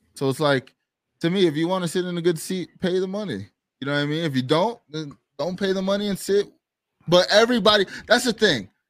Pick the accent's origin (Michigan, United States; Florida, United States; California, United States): Florida, United States; I'm from Florida